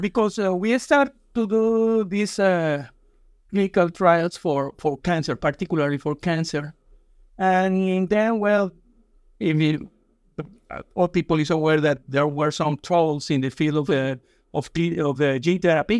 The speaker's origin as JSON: {"language": "English", "country": "Colombia", "tie": "born or raised there", "second_language": "English", "moved": "yes", "said": "I was born in Colombia, and I went to a school of medicine in Colombia"}